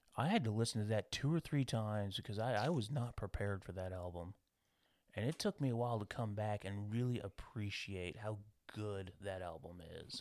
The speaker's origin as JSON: {"language": "English", "country": "United States", "said": "being American"}